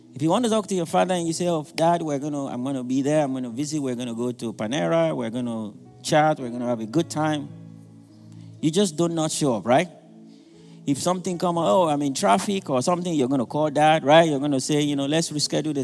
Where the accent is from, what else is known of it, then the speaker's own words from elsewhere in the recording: Nigeria; moved away as an adult; now in United States; Some of us who are Nigerian, I'm from Nigeria